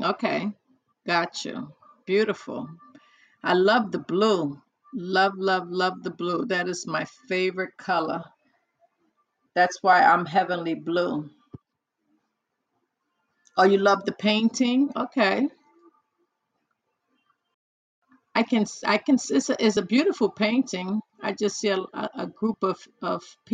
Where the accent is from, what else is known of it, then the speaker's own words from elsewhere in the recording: New York, United States; also born or lived in New Jersey; I was born and raised in New York.